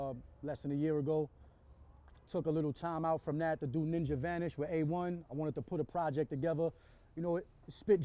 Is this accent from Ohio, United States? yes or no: no; New York, United States; I'm Boricua, I'm from New York